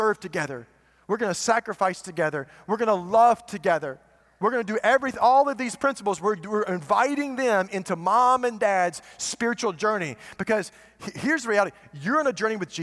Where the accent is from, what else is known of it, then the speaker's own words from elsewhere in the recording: United States; we've been trained as American parents